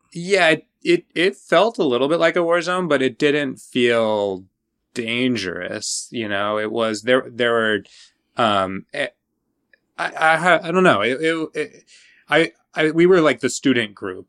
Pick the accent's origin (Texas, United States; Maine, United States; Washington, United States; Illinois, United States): Washington, United States; Washington State outside of Seattle, United States; I grew up in Washington State outside of Seattle